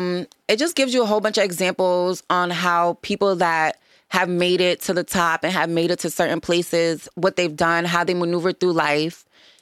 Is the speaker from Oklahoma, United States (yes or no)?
no; New York, United States; also born or lived in Boston; Various places, New York and Boston.